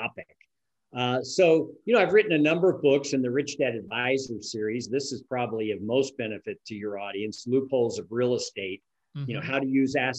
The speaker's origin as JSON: {"language": "English", "area": "San Francisco Bay Area", "region": "California", "country": "United States", "tie": "born or raised there", "moved": "as an adult", "lives_now": "Reno, United States", "said": "I grew up in the San Francisco Bay Area"}